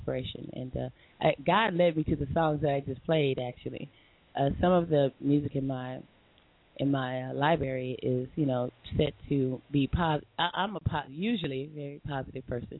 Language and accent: English; Long Beach, California, United States; I'm not from L.A. I'm from Long Beach